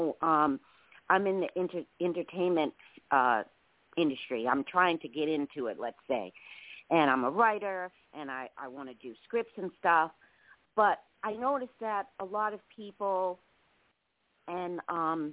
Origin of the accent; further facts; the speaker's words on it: New York City, New York, United States; I'm from Brooklyn and, you know, I was raised, you know, a rough way.